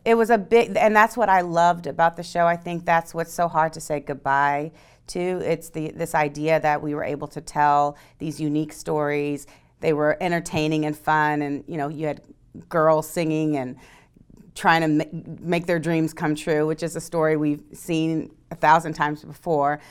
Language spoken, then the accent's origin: English; East Coast, United States; moved away; I'm from the East Coast